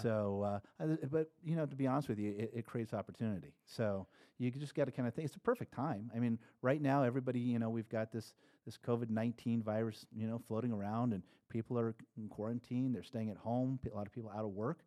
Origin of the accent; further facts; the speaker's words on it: Nebraska, United States; moved away; I grew up in Nebraska.